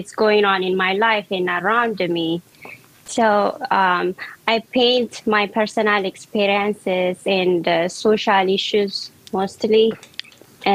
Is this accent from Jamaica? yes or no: no; Ethiopia; moved away as an adult; now in Washington, D.C., United States; I was born and raised in Ethiopia, and I'm living in Washington, D.C. now